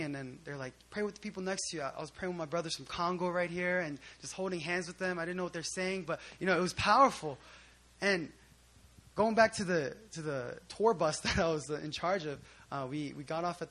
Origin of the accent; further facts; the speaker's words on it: Philadelphia, Pennsylvania, United States; I grew up in Philly most of my life